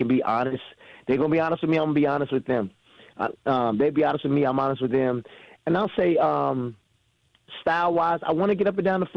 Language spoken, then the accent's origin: English; East Coast, United States; moved away as an adult; also born or lived in Milwaukee; now in Frederick, United States; I'm from the East Coast